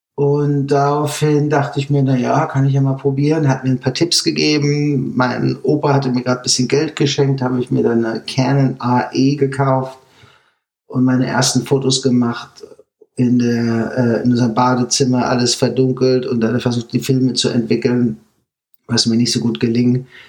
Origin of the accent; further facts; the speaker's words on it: Germany; moved away as an adult; now in United States; als Deutscher